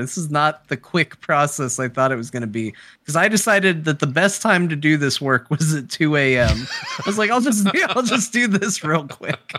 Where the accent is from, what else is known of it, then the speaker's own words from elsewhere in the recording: Arizona, United States; I'm an American. I was born in Arizona